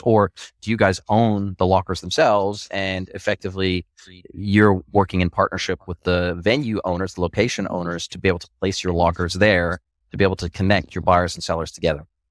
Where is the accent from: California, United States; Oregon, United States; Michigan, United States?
California, United States; Southern; moved away; I was raised in Southern California